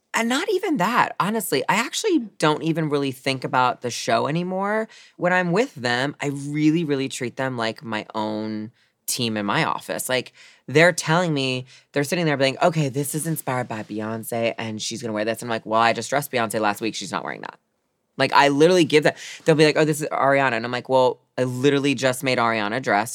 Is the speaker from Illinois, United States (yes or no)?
no; Baltimore, Maryland, United States; Growing up in Baltimore City, we're like kind of the opposite where I was more the minority